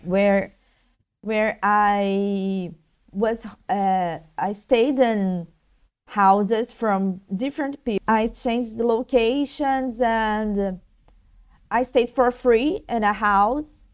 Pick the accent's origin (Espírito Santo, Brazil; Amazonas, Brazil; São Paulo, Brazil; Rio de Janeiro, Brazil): Rio de Janeiro, Brazil; I'm Brazilian from Rio